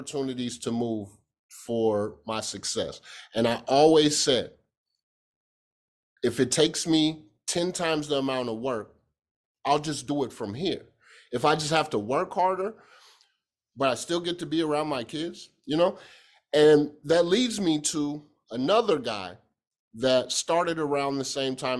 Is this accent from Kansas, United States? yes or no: yes; Kansas, United States; I'm from Kansas